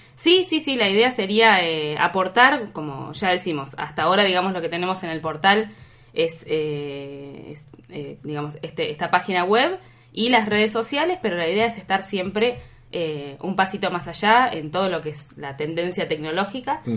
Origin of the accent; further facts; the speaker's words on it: Trelew, Chubut, Argentina; also born or lived in Buenos Aires; yo soy de Buenos Aires, pero crecí y viví la mayor parte de mi vida acá en Treleu